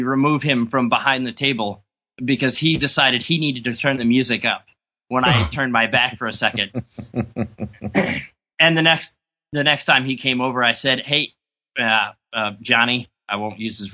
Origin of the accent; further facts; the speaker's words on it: small town about an hour from Albany, New York, United States; also born or lived in Rochester, New York; my wife and I decided to move back to my hometown, which being that we're from a town of about 2,200